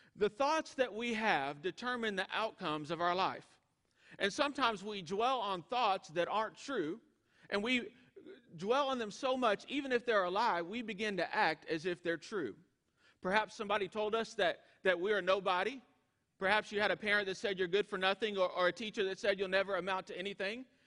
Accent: East Texas, United States; moved away as an adult; also born or lived in Arkansas / Georgia; East Texas catfish that I was raised on

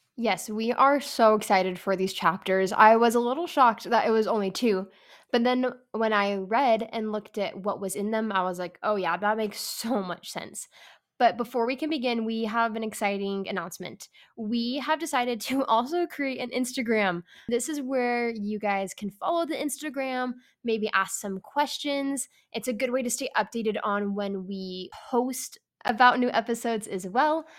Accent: Bay Area, California, United States; I am from the Bay Area

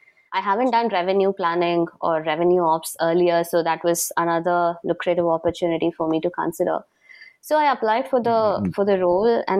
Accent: Chennai, Tamil Nadu, India; first language Tamil; English is a second language; now in Singapore; I'm a Tamilian, and I'm actually brought up in the south part of India. So my base is Chennai, and Tamil is my mother tongue.

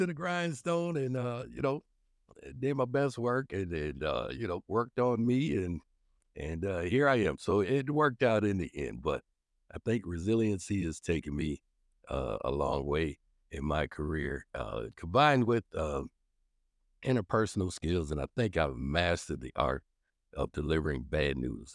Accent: Minneapolis, Minnesota, United States; also born or lived in Saint Paul, Minnesota; we moved to North Minneapolis when I was, uh, probably just about one and a half, two years old. And so, being able to serve that community I grew up

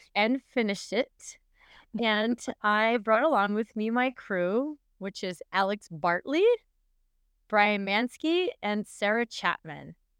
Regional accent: Canada; moved away as an adult; now in Minnesota, United States; officially I'm from Canada

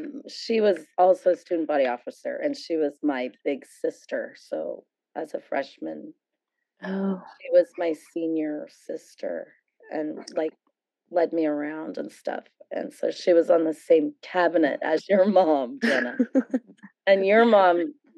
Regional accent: South San Francisco, California, United States; my neighborhood friends who I grew up with in South City were in Uncle Alex's class at St. Veronica's for 8 years.

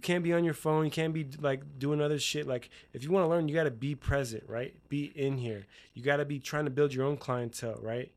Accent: Utah, United States; I'm from Utah

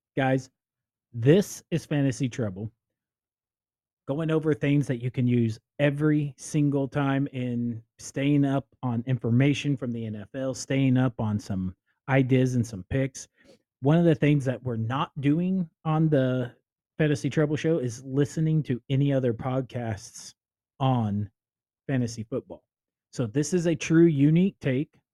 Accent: Indiana, United States; I am from Indiana. I'm a homer.

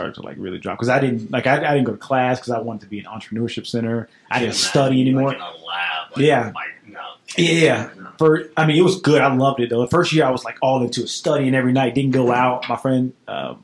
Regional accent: Cleveland, Mississippi, United States; moved away as an adult; now in Nashville, United States; I'm from Cleveland, Mississippi

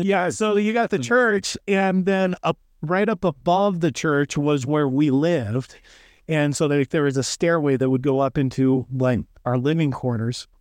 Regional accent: Lakeside, Oregon, United States; Oregon coast, man, that's where I was born and raised, born and raised on the West Coast

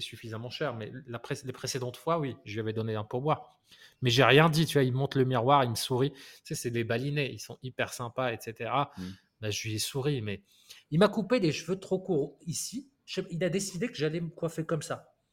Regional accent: France; je suis français

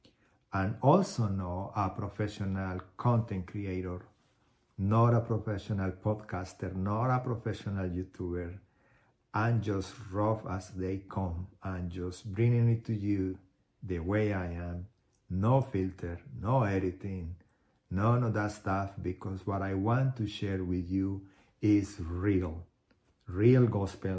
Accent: Colombia; moved away as an adult; also born or lived in Houston, United States; now in United States; I was born in Colombia in 1975. Been in the United States since 2001

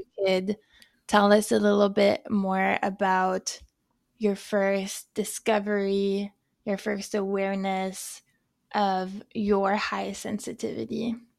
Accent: France; accent: French; moved away; also born or lived in Canada; I'm both from France, maybe you can hear it in the way that I speak, and I'm also Canadian

